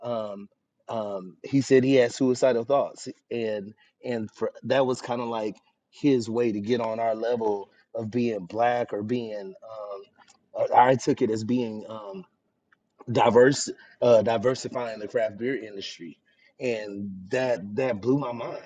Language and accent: English; Texas, United States; moved away as an adult; now in Connecticut, United States; I'm from Texas